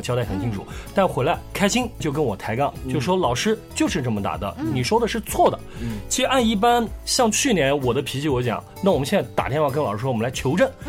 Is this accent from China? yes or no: yes; Hefei, Anhui, China; accent: Hefei dialect; 我们合肥话叫冲小朋友